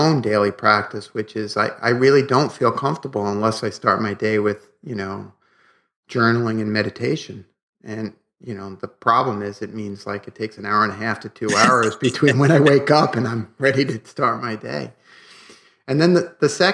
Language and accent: English; New York City, New York, United States; growing up in Brooklyn